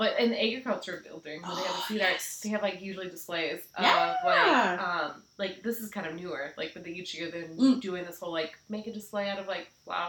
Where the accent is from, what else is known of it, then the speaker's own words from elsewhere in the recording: Minnesota, United States; We're Minnesotan.